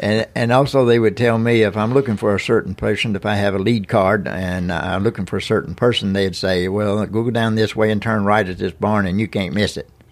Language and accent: English; Lawrence County, Tennessee, United States; I was born in Lawrence County, graduated from the Summertown High School in nineteen sixty-one